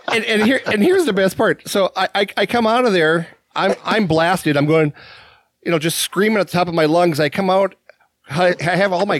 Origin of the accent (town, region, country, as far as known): Minnesota, United States